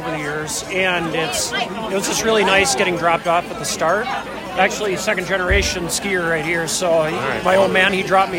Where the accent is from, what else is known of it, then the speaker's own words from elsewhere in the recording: Chippewa Falls, Wisconsin, United States; I come from Chippewa Falls, Wisconsin. It's an hour and a half south of Hayward